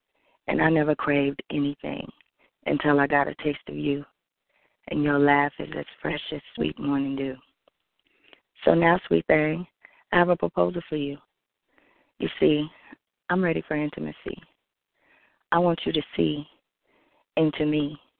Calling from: Oklahoma, United States; I'm calling from Oklahoma.

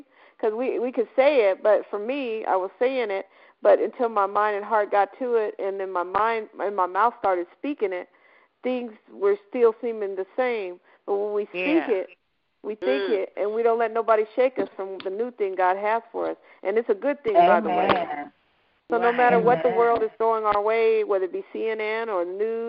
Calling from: Aurora, Colorado, United States; also born or lived in Denver, Colorado; I'm calling from Denver, Colorado. I actually live in Aurora now, but I'm in Colorado.

